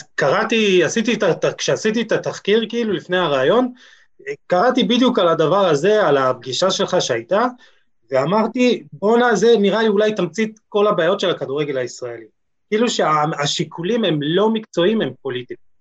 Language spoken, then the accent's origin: Hebrew; Jerusalem, Jerusalem District, Israel; בתור ירושלמי